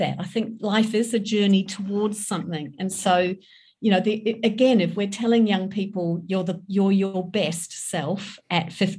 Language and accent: English; England, United Kingdom; also born or lived in New Zealand; I grew up in England, I was born in New Zealand